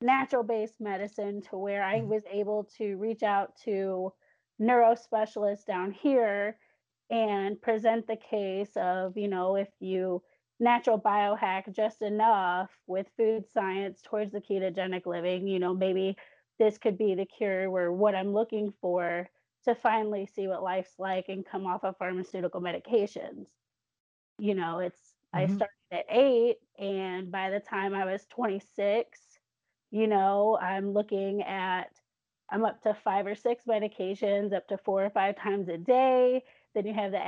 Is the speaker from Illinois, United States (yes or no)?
yes; south of Chicago, Illinois, United States; moved away as an adult; also born or lived in Northern Alabama; now in Alabama, United States; I'm originally from Illinois in the Midwest, south of Chicago. But I'm currently living and raising my kids in Northern Bama